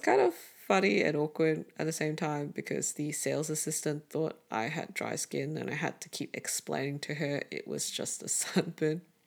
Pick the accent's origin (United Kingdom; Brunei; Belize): Brunei; now in Melbourne, Australia; Growing up in Southeast Asia